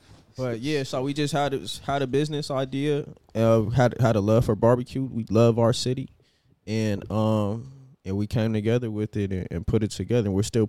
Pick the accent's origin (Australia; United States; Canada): United States; Los Angeles, California; So I grew up in Leimert and Baldwin Hills.